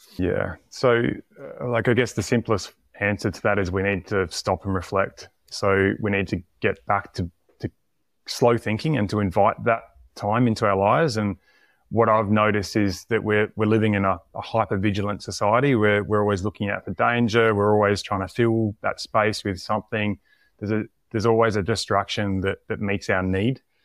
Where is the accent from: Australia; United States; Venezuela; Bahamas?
Australia; Tasmania; moved away; also born or lived in South Australia; I grew up in Tasmania, moved to South Australia